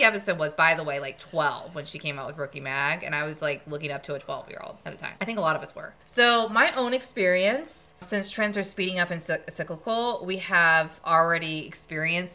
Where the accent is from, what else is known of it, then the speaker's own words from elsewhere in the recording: Murfreesboro, Tennessee, United States; I actually grew up in Murfreesboro